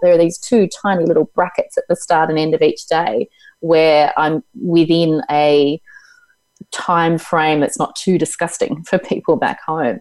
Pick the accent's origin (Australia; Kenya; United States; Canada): Australia; Tasmania; also born or lived in Melbourne / Hobart; It's where I was born. I was born in Tasmania.